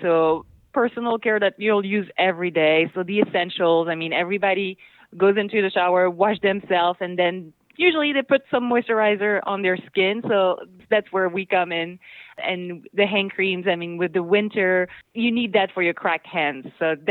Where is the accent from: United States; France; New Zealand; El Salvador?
France; next to Toulouse, Occitania; I grew up in Occitanie. So next to Toulouse.